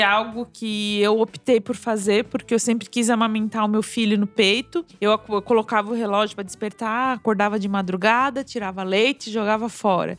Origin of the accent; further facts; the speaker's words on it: Brazil; now in Germany; eu sou brasileira